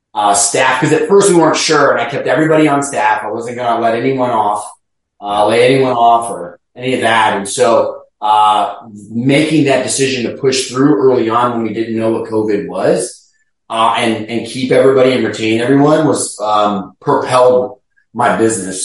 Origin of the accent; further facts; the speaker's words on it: Chicago, Illinois, United States; also born or lived in Cincinnati, Ohio / Tampa, Florida; now in St. Petersburg, United States; I'm originally from Chicago